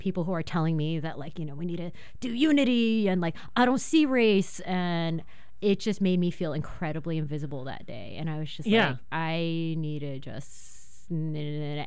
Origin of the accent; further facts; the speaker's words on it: Irvine, California, United States; I grew up in Irvine